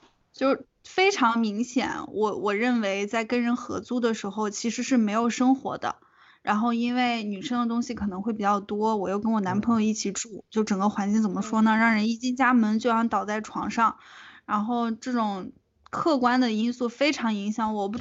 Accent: northern China, China; 对，因为确实作为北方人，真的是接受不了冬天没有暖气这件事儿。

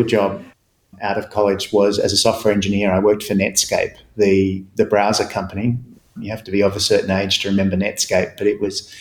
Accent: Perth, Western Australia, Australia; also born or lived in United States / Geelong, Australia; now in Melbourne, Australia; grew up in Perth, spent some time in the US, but now live in Australia.

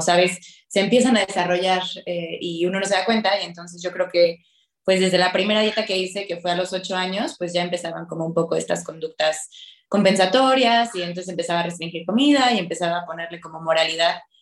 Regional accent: Querétaro, Mexico; moved away as an adult; also born or lived in Mexico City; yo soy de Querétaro

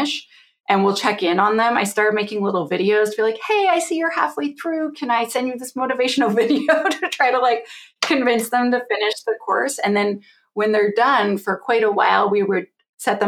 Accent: Canada; I'm Canadian

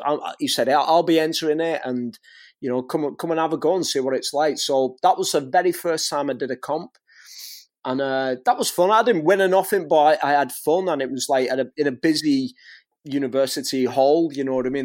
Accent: St Helens, North West England, United Kingdom; accent: Northwest England; now in Warrington, United Kingdom; my hometown, in Saint Helens, and where I live now, in Warrington

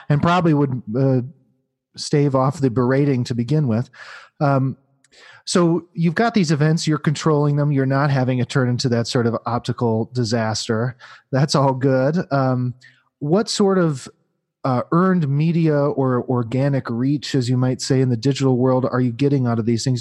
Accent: Midwest, United States; I grew up in the Midwest

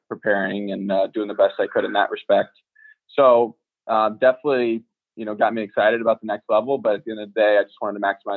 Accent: Danville, California, United States; moved away as an adult; also born or lived in Oakland; I went to a suburban high school in my hometown of Danville

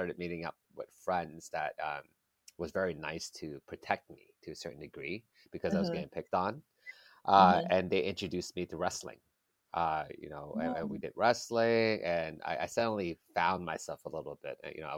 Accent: Kota Kinabalu, Sabah, Malaysia; also born or lived in Kuala Lumpur; So I was born in Kuala Lumpur, Malaysia.

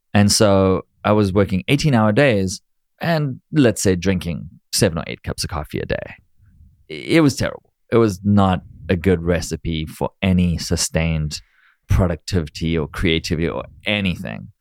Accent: South Africa; moved away as an adult; also born or lived in Israel / New York; now in United States; growing up in South Africa

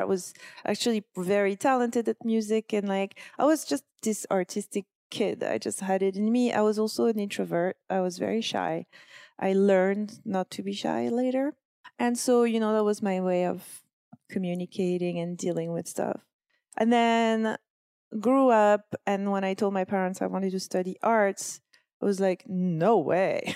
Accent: Corsica, France; now in New York, United States; I come from Corsica

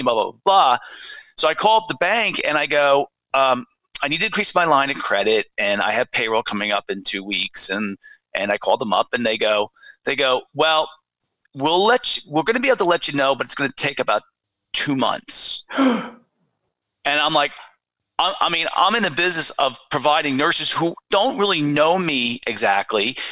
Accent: Watchung Hills, New Jersey, United States; I went to Watchung Hills Regional High School in yeah. New Jersey

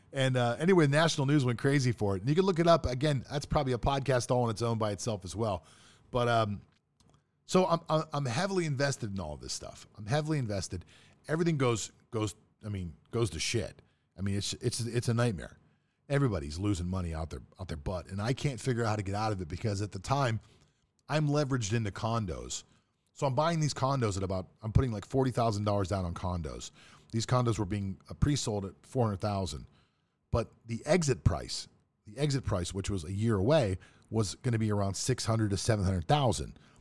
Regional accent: Pittsburgh, Pennsylvania, United States; moved away as an adult; also born or lived in South Florida; I grew up in Pittsburgh, Pennsylvania.

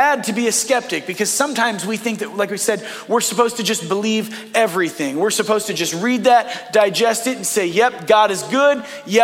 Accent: Northeast Ohio, United States; I was born in Northeast Ohio.

